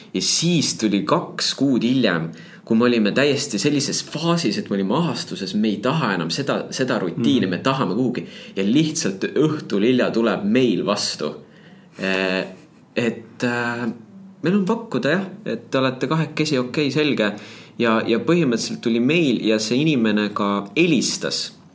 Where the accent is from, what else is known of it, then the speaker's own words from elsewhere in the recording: Tallinn, Harju County, Estonia; also born or lived in Paide, Estonia / Väätsa, Estonia; kuskil kolmandal eluaastal Tallinnasse eh, kolisime jah, vanematega ja, ja siis läksin muidugi Tallinnasse lasteaeda. ja, ja Tallinnasse läksin ka kooli.